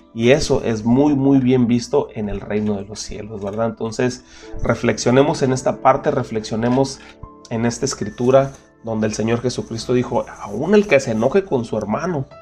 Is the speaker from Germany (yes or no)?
no; Mexico; nosotros como mexicanos